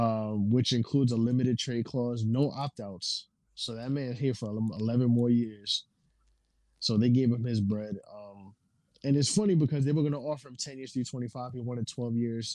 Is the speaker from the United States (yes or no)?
yes; New York, United States; I'm from New York